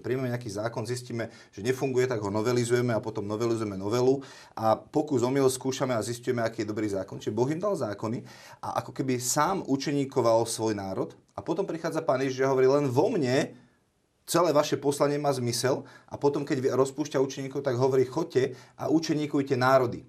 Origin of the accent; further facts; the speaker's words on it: Slovakia; sme Slováci naďalej